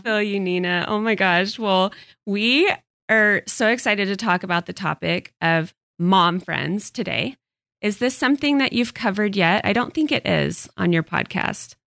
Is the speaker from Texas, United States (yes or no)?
yes; Texas, United States; moved away; I did not grow up here. So, I I grew up in Texas and I moved here